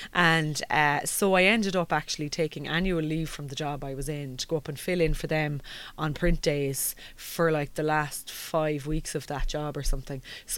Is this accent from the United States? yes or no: no; Munster, Ireland; I'm originally from County Limerick, but I'm on the border of Cork, I'll say where I'm from.